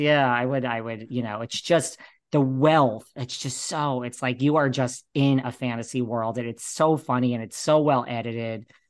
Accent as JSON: {"language": "English", "region": "New York", "country": "United States", "also_born_or_lived": "Los Angeles", "said": "I'm a New Yorker"}